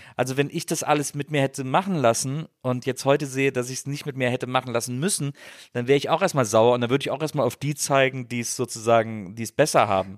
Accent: Rhineland, Germany; now in Berlin, Germany; ich komme aus dem Rheinland

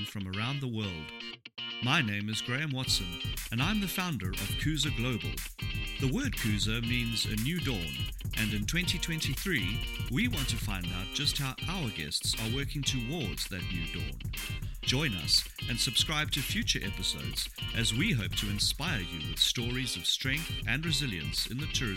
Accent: Durban, KwaZulu-Natal, South Africa; also born or lived in London / Los Angeles; your hometown. Good old Durban.

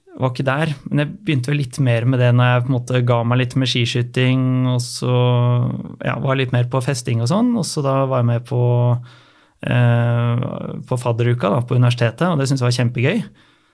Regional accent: Asker, Akershus, Norway; moved away as an adult; now in Bergen, Norway; vokste jeg opp i Asker og har bodd der eh, hele veien fram til rundt ti år siden

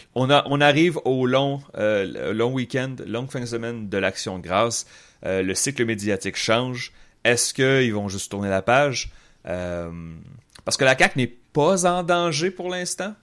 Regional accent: Quebec City, Quebec, Canada; j'ai grandi à Québec

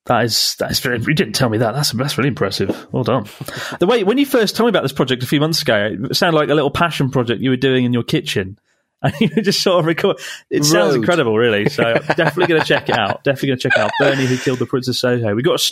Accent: Taiwan; now in United States; I'm from Taiwan originally, and I have two aunties who ended up marrying Japanese guys and moving to Japan.

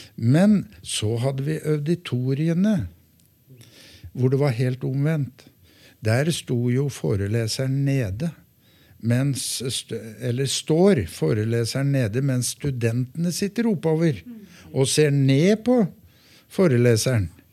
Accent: Gjøvik, Innlandet, Norway; now in Hamar, Norway; jeg hadde min barndom på godsida, jeg. Ja. Jeg er jo fra Gjøvik.

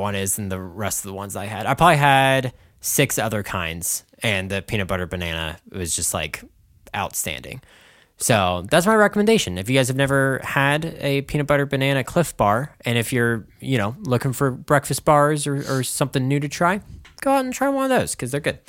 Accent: United States; I'm American and not French

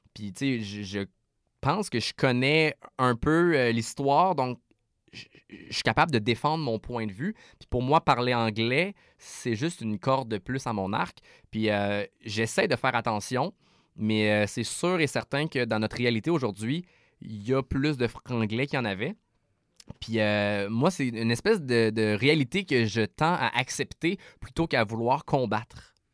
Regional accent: Quebec City, Quebec, Canada; je viens de Québec

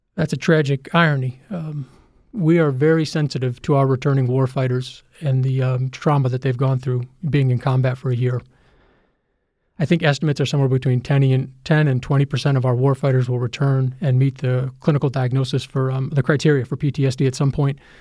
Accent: United States; we're America. We're the country that put a man on the moon.

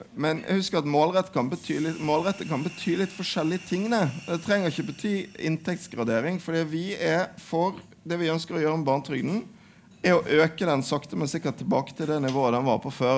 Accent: Western Norway, Norway; jeg er fra Vestlandet

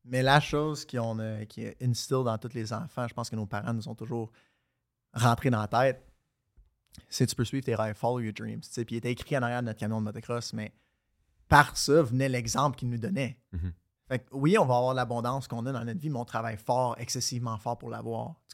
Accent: Quebec, Canada; also born or lived in Florida, United States; je suis né en Floride. À 5 ans, on est revenu au Québec. À 12 ans, on est retourné en Floride. Puis après ça, je suis revenu ici, j'avais 16 ans.

